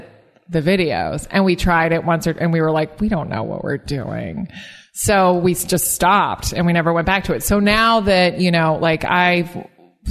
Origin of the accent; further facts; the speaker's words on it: United States; this American comedian.